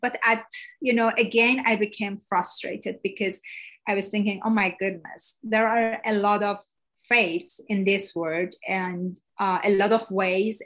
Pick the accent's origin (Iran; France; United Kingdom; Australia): Iran; first language Persian; English is a second language; now in United States; I was born in Iran